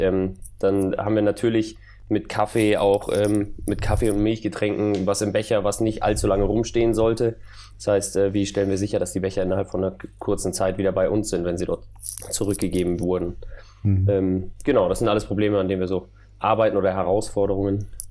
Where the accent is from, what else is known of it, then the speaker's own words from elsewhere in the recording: Munich, Bavaria, Germany; Ich komme eigentlich aus München